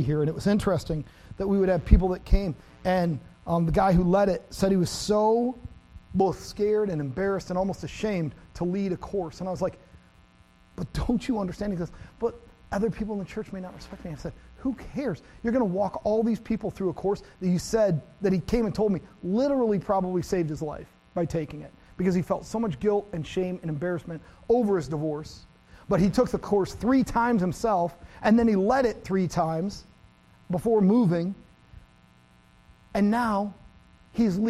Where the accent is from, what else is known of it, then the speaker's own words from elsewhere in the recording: America's Dairyland, Wisconsin, United States; I grew up in America's Dairyland.